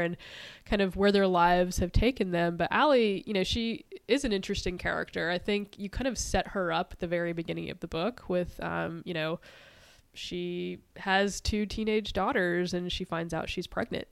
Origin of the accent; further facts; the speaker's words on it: East Coast, United States; growing up on the East Coast